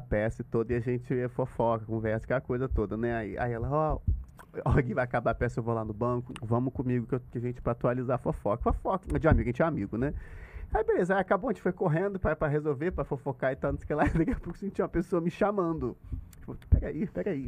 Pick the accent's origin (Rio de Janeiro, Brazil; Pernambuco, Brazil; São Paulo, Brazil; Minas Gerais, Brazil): Rio de Janeiro, Brazil; eu sou da Tijuca